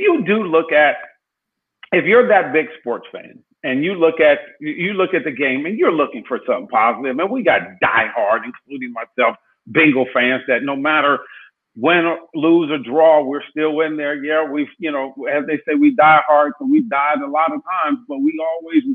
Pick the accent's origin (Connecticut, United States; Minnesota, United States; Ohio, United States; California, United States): Ohio, United States; Cleveland; I'm from Cleveland